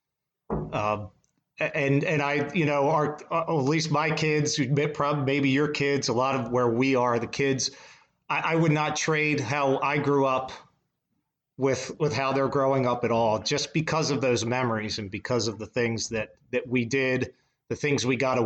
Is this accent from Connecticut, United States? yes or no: no; Baltimore, Maryland, United States; moved away; I'm a St. Joe guy, but I'm originally from Baltimore.